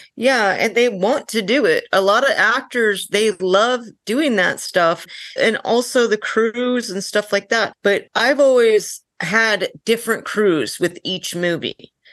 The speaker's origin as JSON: {"language": "English", "region": "North Dakota", "country": "United States", "said": "I'm from North Dakota"}